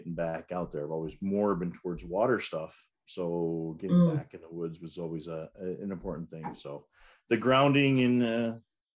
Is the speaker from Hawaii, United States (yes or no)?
no; Rochester, New York, United States; I grew up in Western New York and grew up in outside the city of Rochester